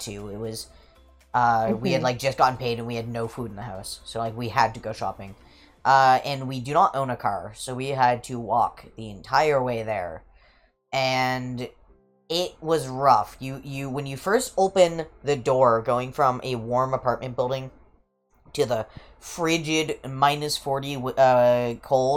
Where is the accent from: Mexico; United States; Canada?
Canada; I'm from Canada